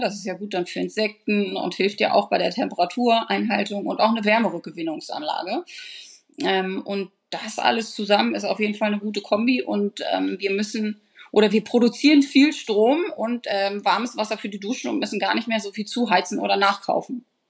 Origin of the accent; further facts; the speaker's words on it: Eutin, Schleswig-Holstein, Germany; bin ich ja hier im Lauf sozusagen aufgewachsen und meine Eltern haben diesen schönen Campingplatz 30 Jahre betrieben